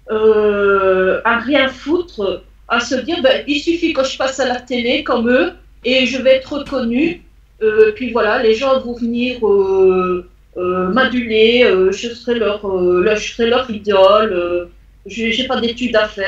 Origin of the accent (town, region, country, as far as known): France